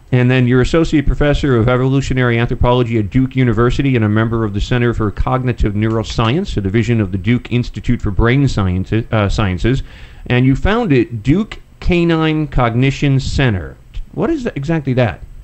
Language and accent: English; Poland; I'm from Poland